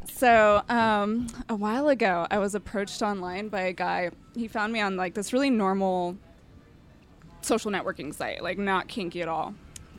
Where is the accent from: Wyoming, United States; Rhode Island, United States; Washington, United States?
Washington, United States; Vancouver; Vancouver, Washington.